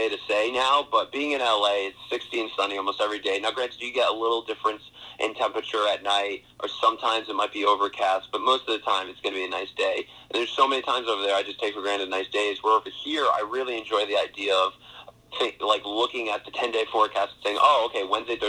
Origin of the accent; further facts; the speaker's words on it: Warwick, Rhode Island, United States; I was born and raised in Warwick